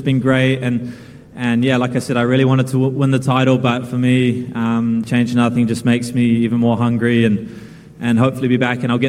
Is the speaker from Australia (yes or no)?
no; Auckland, New Zealand; I grew up here in Auckland and played at Bucklands Beach Tennis Club